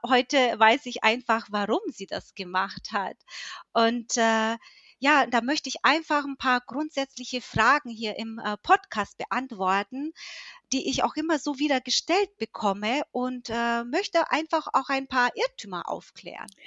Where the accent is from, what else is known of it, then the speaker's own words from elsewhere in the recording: Höchstadt, Bavaria, Germany; ich komme aus Höchstadt, ich bin 41 Jahre alt